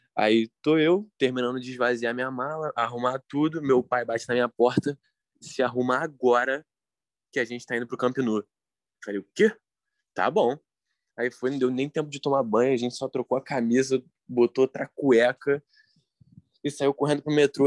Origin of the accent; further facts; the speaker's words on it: Brazil; A gente é brasileiro